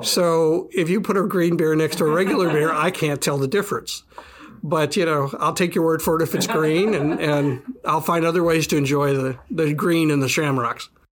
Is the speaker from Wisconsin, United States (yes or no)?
yes; Milwaukee, Wisconsin, United States; moved away; I grew up actually in Milwaukee, Wisconsin